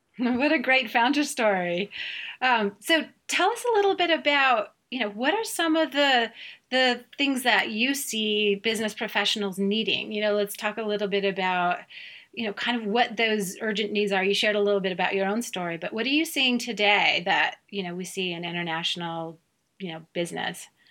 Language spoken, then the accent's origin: English; Germany; moved away; I'm from Germany originally